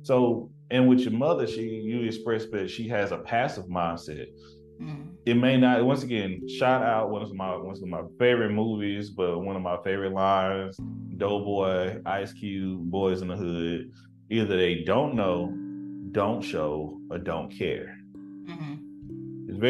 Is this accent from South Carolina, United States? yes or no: no; Tyler, Texas, United States; moved away; growing up in East Texas